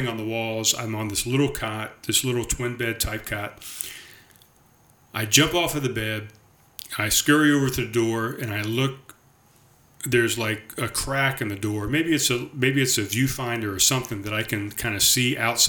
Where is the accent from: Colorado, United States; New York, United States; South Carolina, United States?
South Carolina, United States; North Charleston; moved away as an adult; also born or lived in Summerville, South Carolina; I definitely recognize this road as the road, North Haven Drive, that I grew up on in Pepper Hill